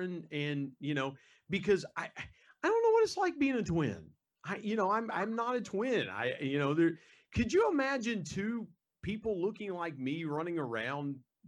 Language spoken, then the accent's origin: English; West Virginia, United States; West Virginia is one of the poorest states in the United States, but it's home. It's home for my family and I.